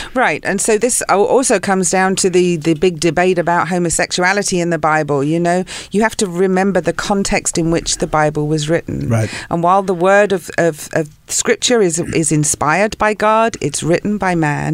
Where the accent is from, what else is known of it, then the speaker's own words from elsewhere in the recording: South of England, United Kingdom; moved away as an adult; also born or lived in London / Santa Barbara / Ojai; now in Los Angeles, United States; I was born in London. Grew up in the south of England